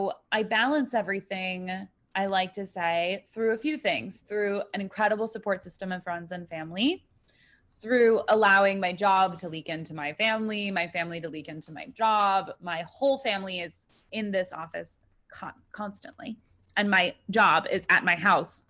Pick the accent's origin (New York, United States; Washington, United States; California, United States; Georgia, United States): New York, United States; I am from New York